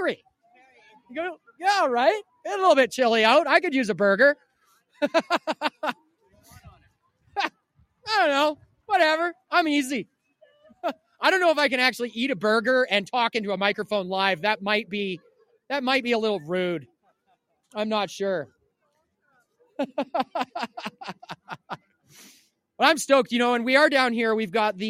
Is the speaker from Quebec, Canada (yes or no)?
no; Cariboo, British Columbia, Canada; we are from the Caribou here